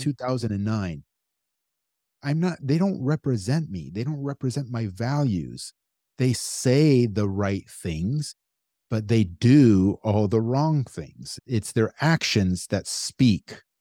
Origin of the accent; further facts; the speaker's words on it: United States; I'm American, born and raised here my whole life